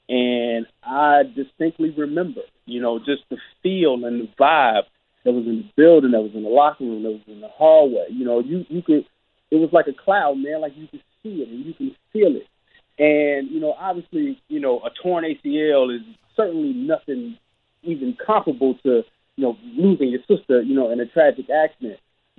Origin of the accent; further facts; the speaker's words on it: Chicago, Illinois, United States; as a Chicagoan